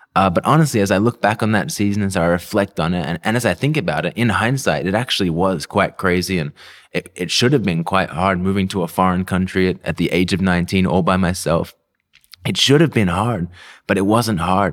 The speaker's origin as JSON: {"language": "English", "town": "Melbourne", "region": "Victoria", "country": "Australia", "tie": "born or raised there", "accent": "confused, messed up, weird accent", "moved": "as an adult", "lives_now": "Philippines", "said": "I was born and raised in, in Melbourne, Australia."}